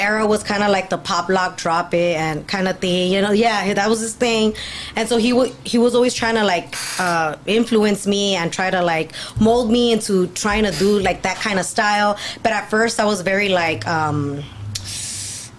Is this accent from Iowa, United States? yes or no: no; Los Angeles, California, United States; also born or lived in Lynwood, California; I was raised in East L.A., and then just kind of, like, stayed in Linwood for a while